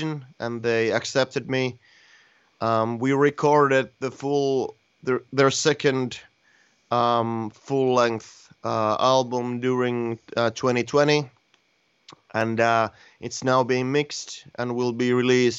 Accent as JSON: {"language": "English", "country": "Finland", "tie": "born or raised there"}